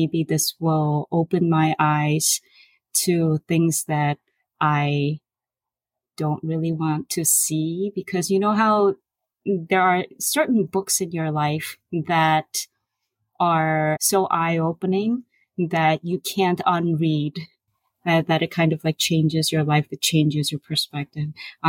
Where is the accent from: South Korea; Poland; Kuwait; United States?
South Korea; Seoul; I was born in Seoul, also in 1982.